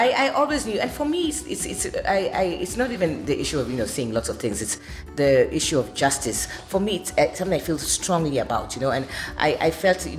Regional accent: Kenya; I'm Kenyan.

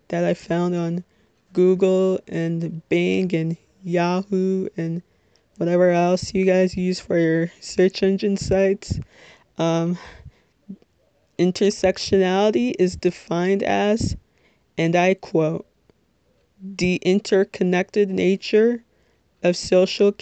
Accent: Little Ferry, New Jersey, United States; I am 22 years old, and I'm from Little Ferry, New Jersey, which, if you're not familiar with, it's in Bergen County

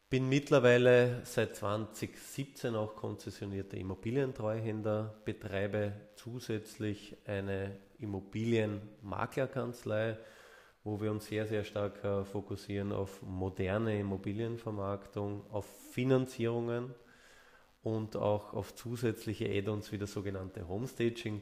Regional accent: Vienna, Austria; accent: Viennese; Ich bin geborener Wiener, also hört man, äh, Ja, hört man auch zum Teil raus und darauf lege ich auch Wert, dass man das noch ein bisschen raushört

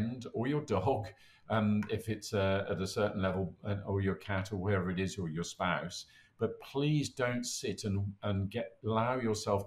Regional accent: United Kingdom; We're British.

